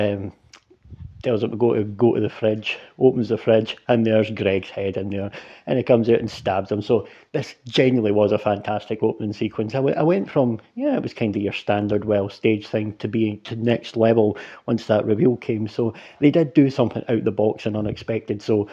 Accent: Scotland, United Kingdom; I'm a Scottish dude

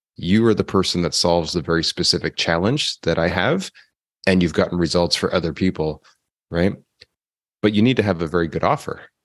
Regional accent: Canada; I'm from Canada

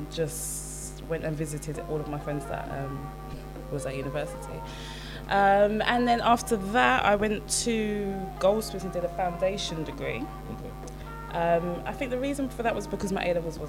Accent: London, United Kingdom; I'm from Catford

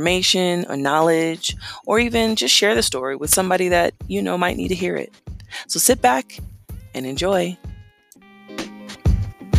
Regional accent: Las Vegas, Nevada, United States; I'm from Las Vegas.

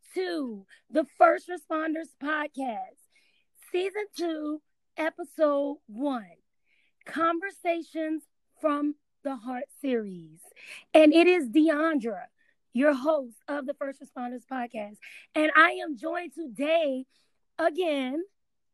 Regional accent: New Orleans, Louisiana, United States; moved away; I'm from New Orleans, born and raised.

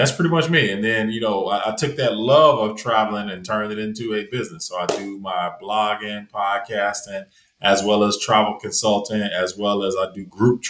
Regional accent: Chicago, Illinois, United States; first language English; also born or lived in Atlanta, Georgia / Heredia, Costa Rica; I'm originally from Chicago, Illinois

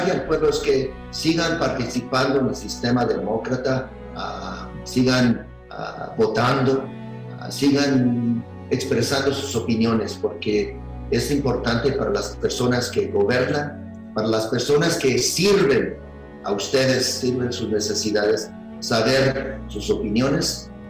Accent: Zacatecas, Mexico; now in Orange County, United States; Yo crecí aquí en Zacatecas y me gusta regresar a, reconocer quién soy, mi raíces, mi historia.

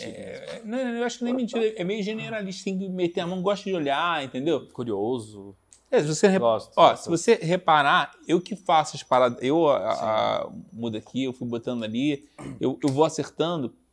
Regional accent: Rio de Janeiro, Brazil; Cara, eu vim do Rio. Então, é muita coisa na coxa, cara.

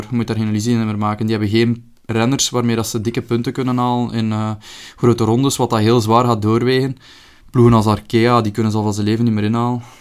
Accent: Belgium; Maar als Belg zijnde, ik weet niet echt allemaal.

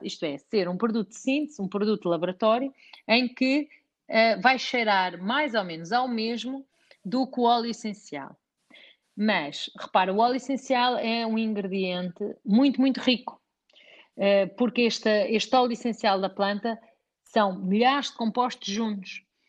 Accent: Portugal; nós que somos portugueses

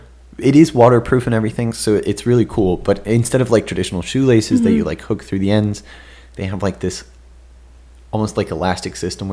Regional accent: Switzerland; I love summit hiking. It's because I am from Switzerland, you know

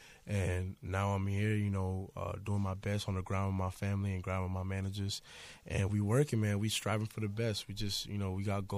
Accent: Lantana, Florida, United States; I'm from Natana, Florida. It's basically in the middle of West Palm in Miami. Mm-hmm. It's not, you know, it's really, you know, the hood side of Florida.

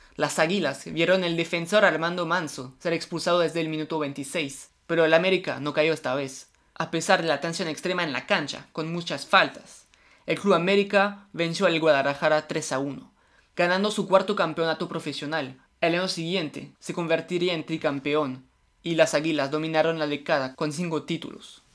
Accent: France; yo soy francés

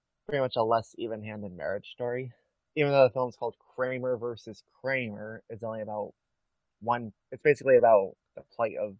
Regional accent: United States; I'm American

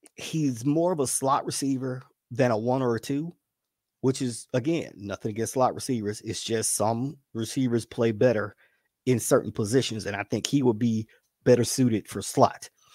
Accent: the South, United States; as a Southerner

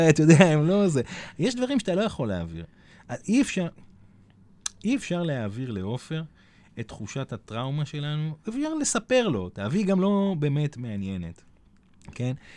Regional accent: Hadera, Haifa District, Israel; moved away; אני מחדרה במקור, והבת שלי הייתה אצל ההורים שלי

